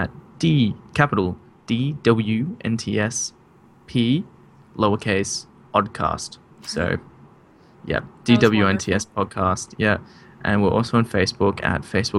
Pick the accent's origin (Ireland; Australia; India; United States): Australia; I'm from Australia